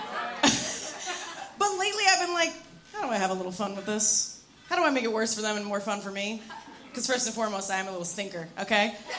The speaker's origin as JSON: {"language": "English", "region": "New York", "country": "United States", "said": "I'm here from New York"}